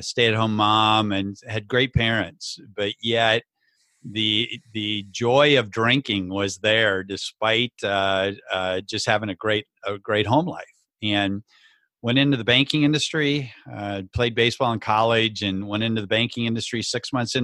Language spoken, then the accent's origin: English; rural southwestern Minnesota, United States; also born or lived in Le Mars, Iowa; grew up in the great state of Minnesota.